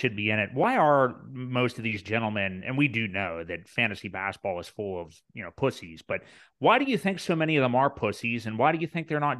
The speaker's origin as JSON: {"language": "English", "region": "West Virginia", "country": "United States", "tie": "born or raised there", "said": "a local chain here in my home state of West Virginia"}